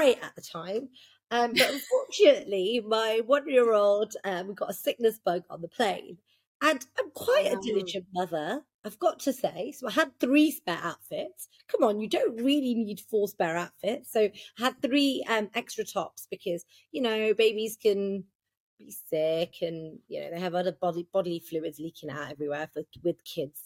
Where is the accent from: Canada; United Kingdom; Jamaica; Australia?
United Kingdom; I'm born and raised in Britain